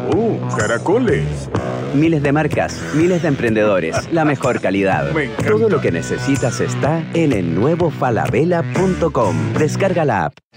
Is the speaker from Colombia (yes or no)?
yes; Bogotá, Colombia; yo soy colombiano de Bogotá